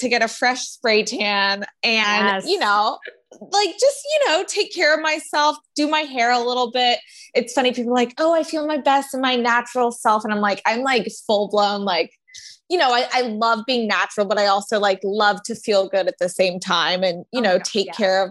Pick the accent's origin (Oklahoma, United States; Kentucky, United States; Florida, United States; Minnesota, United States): Florida, United States; I grew up in Florida